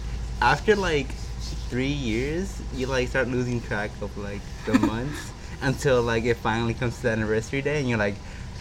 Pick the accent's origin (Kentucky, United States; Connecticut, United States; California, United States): California, United States; Carson; I'm from Carson, California.